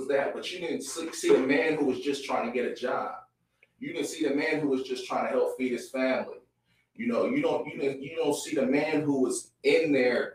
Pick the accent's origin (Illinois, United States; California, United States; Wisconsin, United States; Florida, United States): California, United States; San Francisco; I grew up in Hunters Point, San Francisco